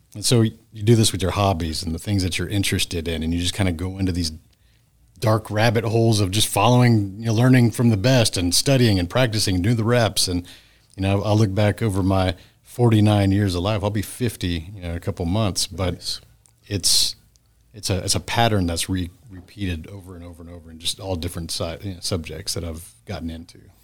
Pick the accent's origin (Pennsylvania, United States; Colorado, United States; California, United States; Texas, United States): Texas, United States; Friendswood; my hometown of Friendswood, Texas